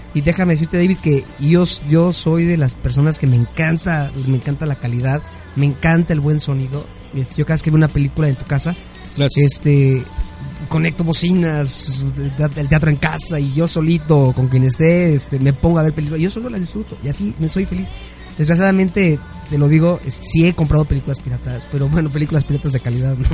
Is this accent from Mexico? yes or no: yes; Mexico; Como mexicanos